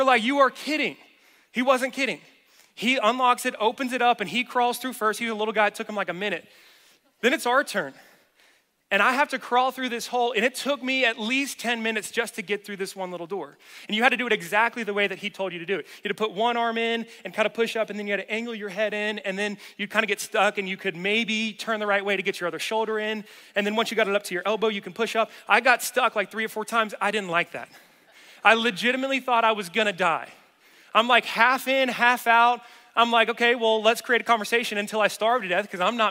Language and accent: English; the South, United States; moved away; I'm from the South